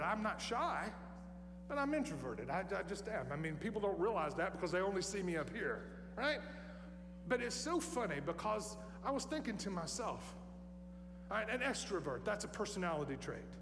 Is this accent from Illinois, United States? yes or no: no; Tennessee, United States; I'm from Tennessee